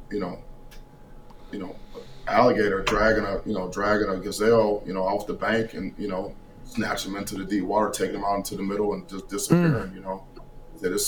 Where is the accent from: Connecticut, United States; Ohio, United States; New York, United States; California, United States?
Ohio, United States; Cleveland; my hometown, Cleveland, Ohio